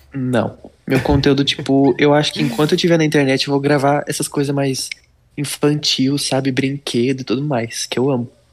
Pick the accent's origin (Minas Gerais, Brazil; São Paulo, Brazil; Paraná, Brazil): São Paulo, Brazil; Leme; Leme, São Paulo, interior.